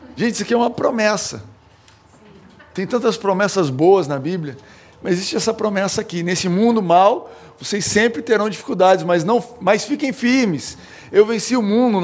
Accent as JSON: {"language": "Portuguese", "country": "Brazil", "said": "eu, como brasileiro"}